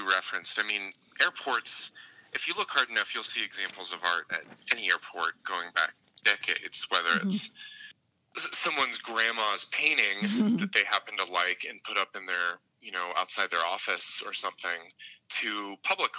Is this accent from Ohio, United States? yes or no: yes; Dayton, Ohio, United States; now in Denver, United States; I'm from Dayton, Ohio, mm-hmm. originally